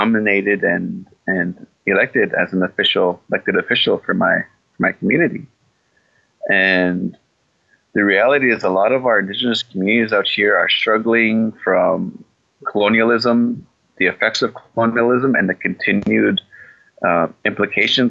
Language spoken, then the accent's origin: English; Canada; I'm from Palmaker Cree Nation